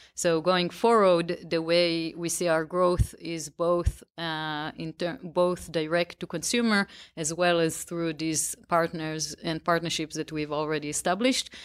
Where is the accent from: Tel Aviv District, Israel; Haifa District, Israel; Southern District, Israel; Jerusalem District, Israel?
Tel Aviv District, Israel; outside of Tel Aviv; I grew up right outside of Tel Aviv